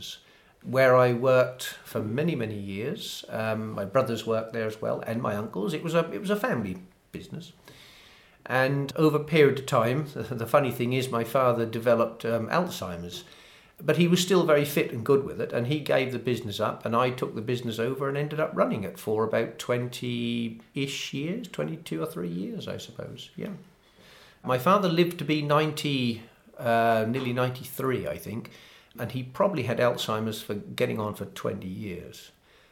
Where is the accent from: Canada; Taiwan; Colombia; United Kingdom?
United Kingdom; Framlingham, East of England; I was born in Framlingham, which is only about 11 miles away.